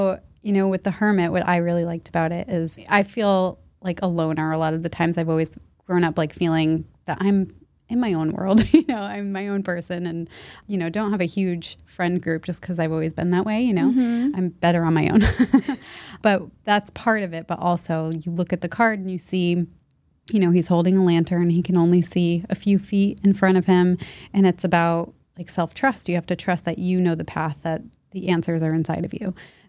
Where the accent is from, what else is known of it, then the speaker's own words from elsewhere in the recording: Leominster, Massachusetts, United States; now in Boston, United States; I grew up there. And then when I was 18, I came to Boston for college and I never left.